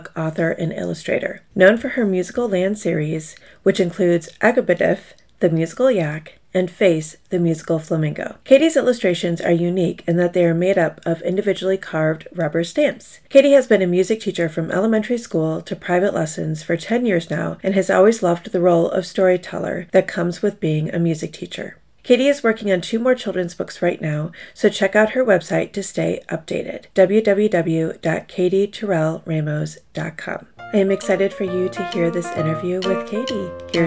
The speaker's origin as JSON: {"language": "English", "region": "Michigan", "country": "United States", "moved": "yes", "lives_now": "Columbus, United States", "said": "I'm actually originally from Michigan, but yeah, I've been living in Columbus for the 20 plus years now"}